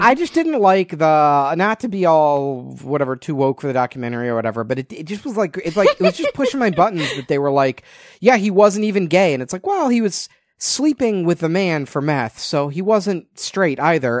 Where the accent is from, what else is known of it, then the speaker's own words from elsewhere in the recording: outside of Chicago, Illinois, United States; growing up outside of Chicago